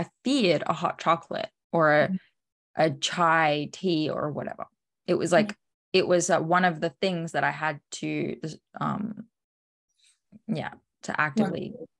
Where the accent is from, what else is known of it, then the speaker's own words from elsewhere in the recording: Australia; I'm a coffee freak. I'm from Australia. Come on.